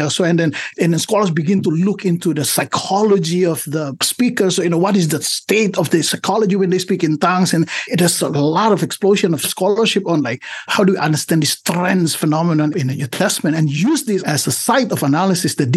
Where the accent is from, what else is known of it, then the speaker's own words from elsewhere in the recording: Indonesia; English is a second language; moved away as an adult; also born or lived in Southern California; now in United States; I come from Indonesia